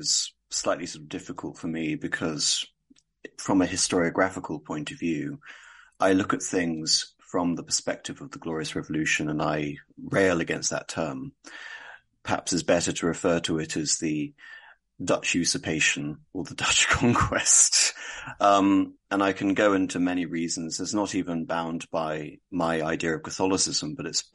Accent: England, United Kingdom; I'm also English and European. I wouldn't even refer to myself as British

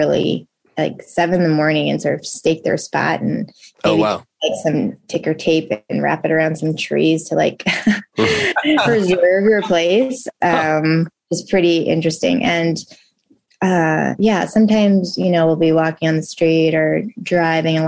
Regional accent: Southern California, United States; moved away as an adult; also born or lived in Chicago, Illinois; now in New York City, United States; we moved to California, Southern California. And I lived there until the end of high school

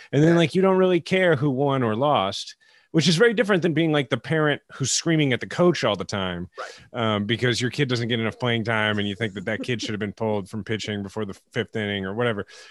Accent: Kansas City, Missouri, United States; myself growing up in Kansas City, where we don't have an NBA team

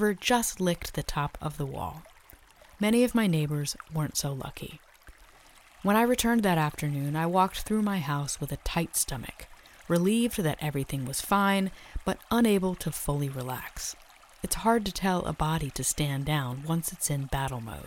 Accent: Virginia, United States; I grew up going to a science education camp in the Blue Ridge Mountains of my home state of Virginia

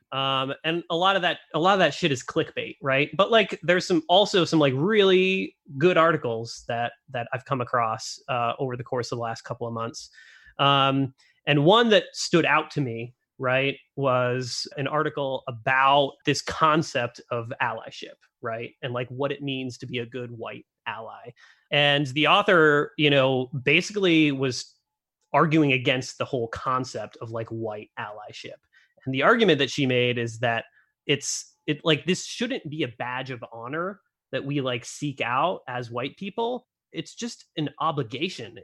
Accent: Northeast, United States; moved away as an adult; now in Idaho, United States; I've been living in Idaho for only ten years and I grew up in the Northeast

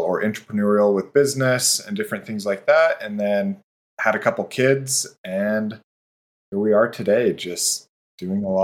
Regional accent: Utah, United States; were both born and raised in Utah

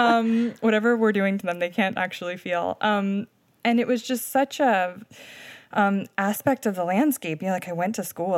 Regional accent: Delmarva Peninsula, United States; Yeah, so I grew up on the Delmarva Peninsula around a lot of chicken farms.

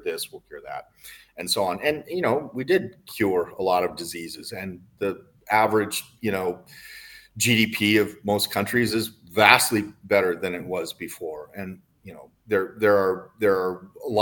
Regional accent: United States; I'm an American

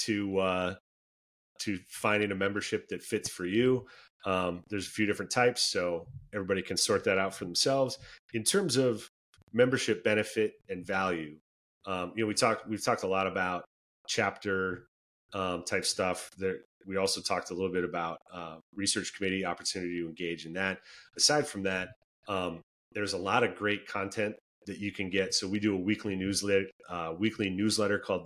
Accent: Minnesota, United States; moved away; born and raised in Minnesota

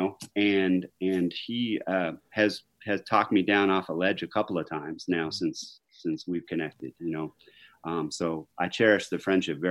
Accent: Seattle, Washington, United States; moved away as an adult; now in Missoula, United States; growing up in Seattle, obviously in the music scene there

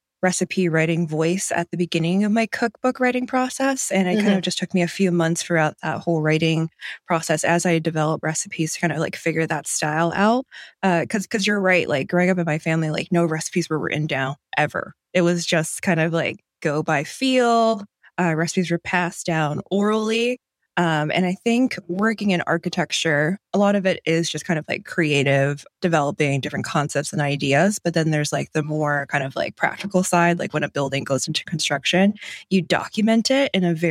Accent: Cleveland, Ohio, United States; moved away as an adult; now in East Bay, California, United States; I grew up in Cleveland, Ohio, technically the suburbs

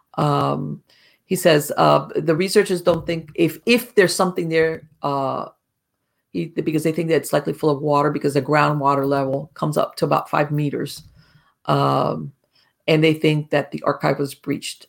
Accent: Florida, United States; I grew up in Florida

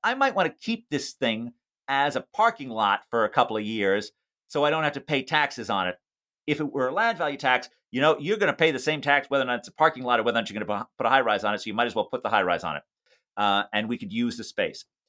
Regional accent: New York City, New York, United States; a child growing up in New York City

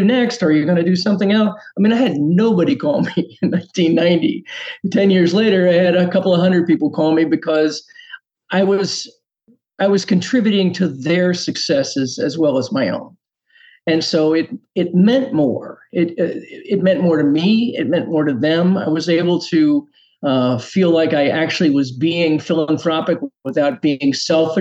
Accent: Washington, District of Columbia, United States; I grew up in Washington, D.C.

